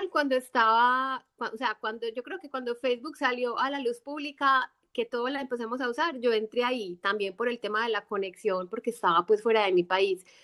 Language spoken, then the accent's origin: Spanish; Colombia; moved away; este no es, este no es mi país y no es mi tierra, entonces para, no, para que no me haga mucha falta Colombia